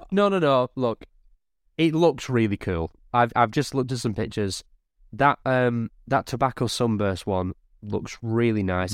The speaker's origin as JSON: {"language": "English", "area": "Lancashire", "region": "North West England", "country": "United Kingdom", "said": "I'm from Lancashire"}